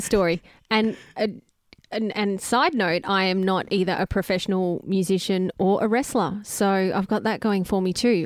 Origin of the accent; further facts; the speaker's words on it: Greensborough, Victoria, Australia; I grew up in Greensboro, near the baseball diamond.